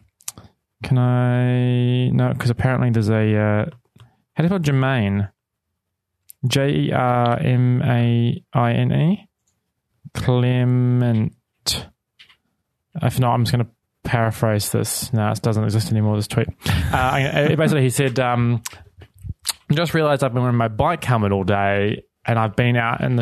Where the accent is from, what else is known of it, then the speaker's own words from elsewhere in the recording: Wellington, New Zealand; moved away; I'm from New Zealand